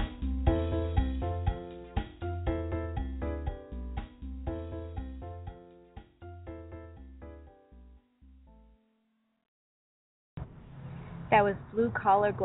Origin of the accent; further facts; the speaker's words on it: Boston, Massachusetts, United States; moved away as an adult; I was born and raised in the Boston area